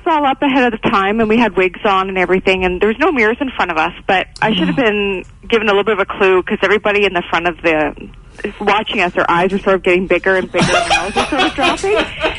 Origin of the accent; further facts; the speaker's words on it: Edson, Alberta, Canada; I grew up in Edson